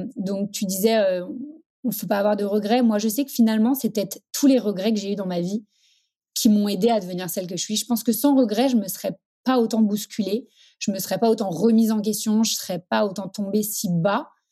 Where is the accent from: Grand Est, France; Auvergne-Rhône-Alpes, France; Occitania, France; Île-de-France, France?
Île-de-France, France; Paris; Je suis parisienne